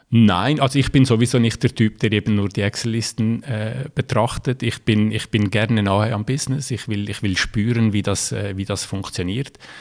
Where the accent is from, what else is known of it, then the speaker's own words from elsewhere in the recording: Valais, Switzerland; accent: Valais; now in Rotkreuz, Switzerland; ursprünglich äh, bin ich aus dem Wallis, darum auch mein äh, Akzent in, de, in, der hochdeutschen Sprache